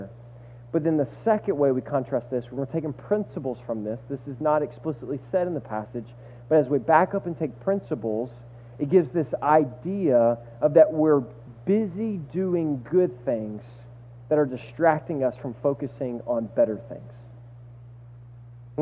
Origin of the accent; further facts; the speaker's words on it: the South, United States; moved away; I'm from the South, and I'm 6'6", and I played basketball my entire life